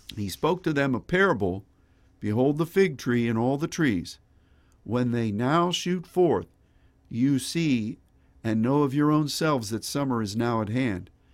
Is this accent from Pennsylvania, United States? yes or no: yes; Pittsburgh, Pennsylvania, United States; I grew up in Pittsburgh, and we had a lot of streams and creeks, and we had three rivers